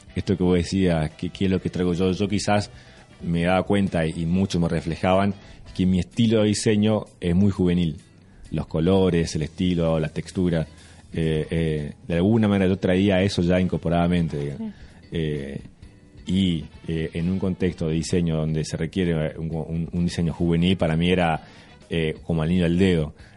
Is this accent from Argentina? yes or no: yes; Formosa, Argentina; yo eh, nací en Formosa